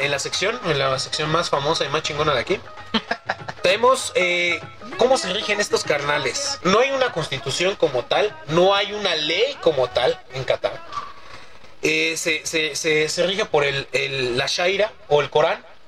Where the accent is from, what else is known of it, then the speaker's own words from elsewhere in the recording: Mexico City, Mexico; de la agrícola oriental